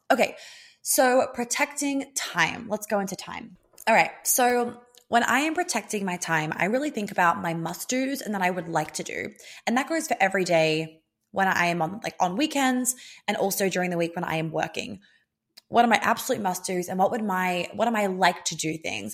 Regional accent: Australia; moved away; being Australian, um, and spending fourteen years of my life in Australia

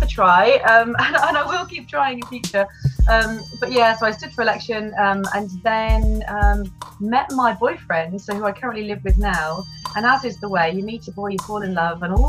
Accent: United Kingdom; born or raised there

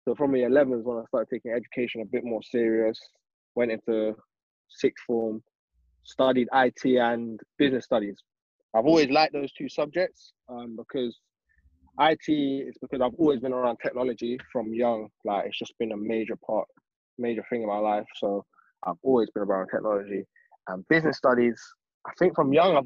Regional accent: London, United Kingdom; We come from West London, 23-year-old.

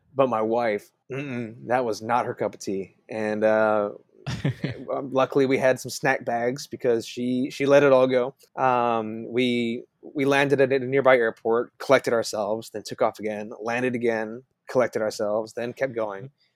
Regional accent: Hong Kong; moved away; also born or lived in Texas; I grew up in Hong Kong

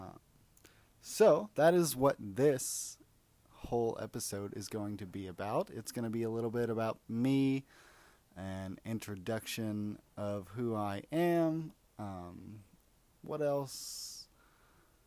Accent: Indiana, United States; also born or lived in Corpus Christi, Texas / Florida; we ended up moving to Indiana, where I spent a good portion of my life with my mom and my sister.

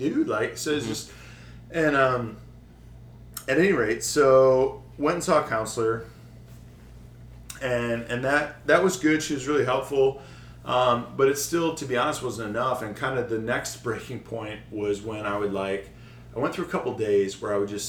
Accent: Detroit, Michigan, United States; I grew up in the Metro Detroit area.

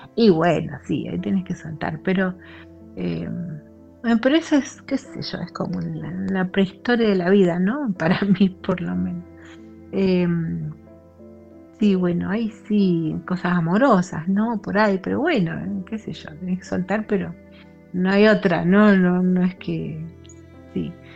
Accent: Argentina; now in Germany; Soy argentina y estoy viviendo en Alemania

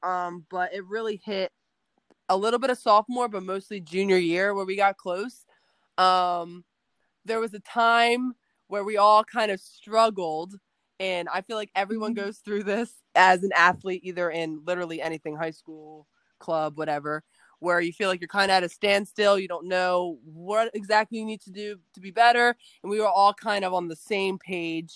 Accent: New Jersey, United States; I'm from New Jersey

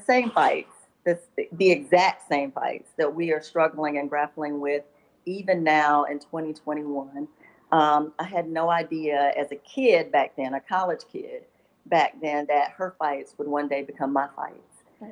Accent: Bennettsville, South Carolina, United States; moved away as an adult; also born or lived in Columbia, South Carolina; I was born and raised in Bennettsville

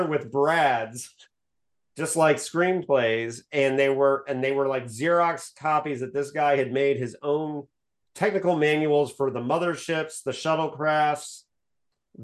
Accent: Bloomington, Indiana, United States; I grew up in Bloomington, Indiana

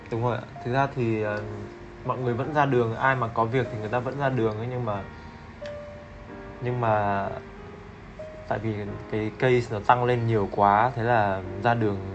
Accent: Hanoi, Vietnam; moved away as an adult; now in Ho Chi Minh City, Vietnam; hiện tại đang uh, sinh sống và làm việc tại Sài Gòn được uh, à, 4 năm rồi. Em đến từ Hà Nội.

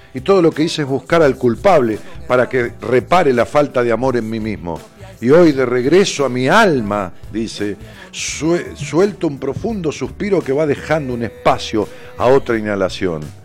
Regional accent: Ramos Mejía, Buenos Aires Province, Argentina; un cine de mi barrio, allá en mi pueblo, en Ramos Mejía

